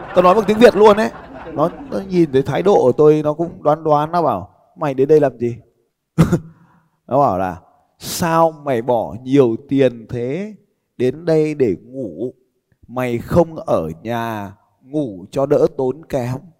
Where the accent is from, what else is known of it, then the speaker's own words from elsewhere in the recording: Vietnam; tôi bảo tao đến từ Việt Nam